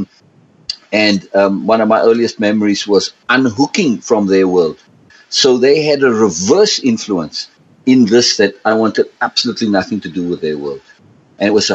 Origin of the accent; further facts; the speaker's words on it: South Africa; I grew up in South Africa, and I grew up in three environments